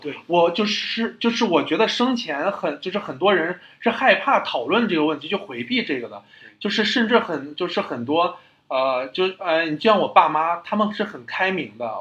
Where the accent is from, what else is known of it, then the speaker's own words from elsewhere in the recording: China; 就是我觉得我们中国人，或者是我们老一辈人